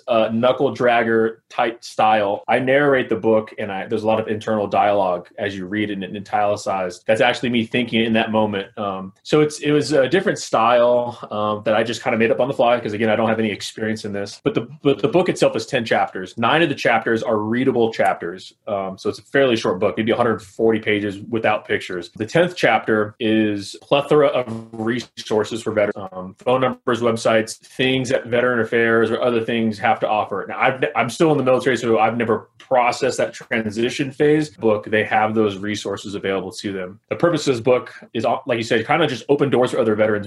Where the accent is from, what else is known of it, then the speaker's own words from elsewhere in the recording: Los Angeles, California, United States; I'm originally from Los Angeles, California